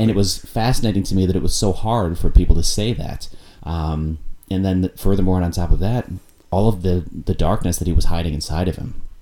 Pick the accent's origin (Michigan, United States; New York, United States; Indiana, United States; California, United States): Indiana, United States; Indianapolis; moved away as an adult; also born or lived in Chattanooga, Tennessee / Gainesville, Florida; now in Milwaukee, United States; Indianapolis, Indiana, where I'm from. Mm-hmm. Indiana's my home state.